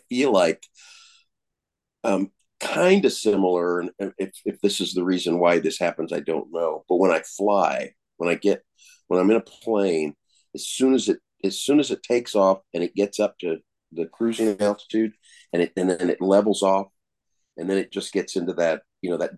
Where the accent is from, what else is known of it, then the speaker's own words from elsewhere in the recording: Colorado, United States; also born or lived in California; now in Oklahoma, United States; Growing up in Colorado, born in California and then moved there when I was four